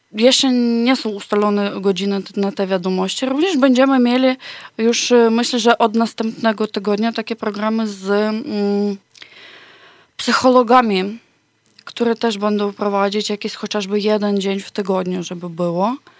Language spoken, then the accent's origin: Polish; Ukraine; Polish is a second language; moved away as an adult; now in Poland; u nas na Ukrainie